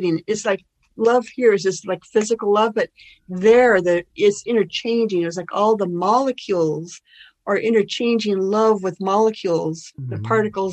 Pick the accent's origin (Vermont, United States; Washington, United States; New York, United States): Washington, United States; Olympia; Olympia is my hometown